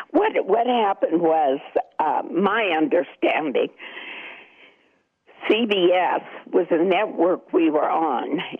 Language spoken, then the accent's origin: English; Washington, District of Columbia, United States; Well, you know, um, I was a teenager then, and it was very exciting for